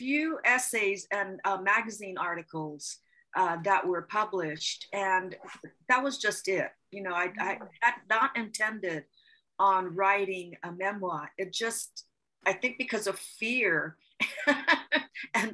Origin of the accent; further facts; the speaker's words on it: Paia, Hawaii, United States; also born or lived in Kahului, Hawaii / Kihei, Hawaii; now in Carson City, United States; I'm from Paia. I was born in Pu'unene Hospital. And then I grew up in Paia, Upper Paia, above the mill